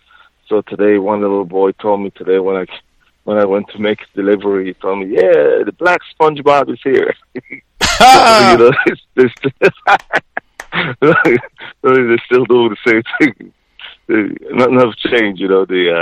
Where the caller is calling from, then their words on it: Bakersfield, California, United States; It's been real, Bakersfield, California. It's been really crazy out here too.